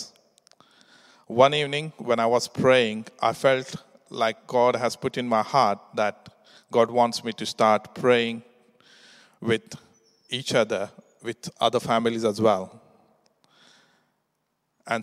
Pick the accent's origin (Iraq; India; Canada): India; English is a second language; moved away as an adult; now in England; We come to England from India 15 years ago to work.